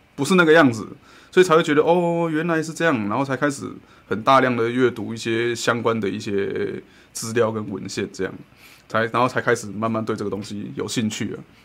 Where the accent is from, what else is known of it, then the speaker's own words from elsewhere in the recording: Kaohsiung, Taiwan; 就是从街的这一面到对面，我们也是要骑摩托车，这就是高雄人的坚持